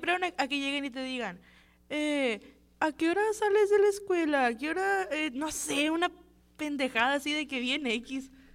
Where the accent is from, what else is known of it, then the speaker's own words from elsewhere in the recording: Guatabampo, Sonora, Mexico; yo también soy de que un pueblito bien chiquito, yo soy de Guatabampo